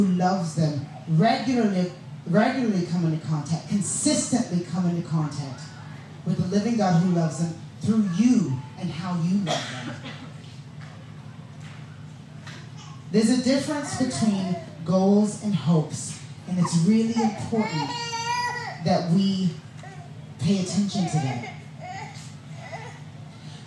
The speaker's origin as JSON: {"language": "English", "region": "the southern states of America", "country": "United States", "tie": "born or raised there", "said": "I grew up in a black family in the southern states of America"}